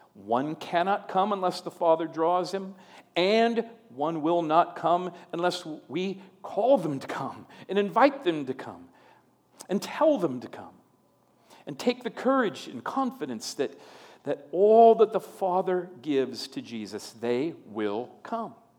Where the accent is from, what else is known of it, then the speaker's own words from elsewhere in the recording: Long Prairie, Minnesota, United States; moved away as an adult; my, my hometown, where I uh, lived the first 18 years of my life, is Long Prairie, Minnesota